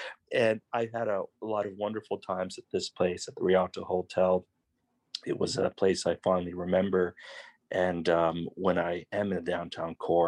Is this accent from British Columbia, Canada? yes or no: yes; Victoria, British Columbia, Canada; I grew up in VicWest, which is really close to downtown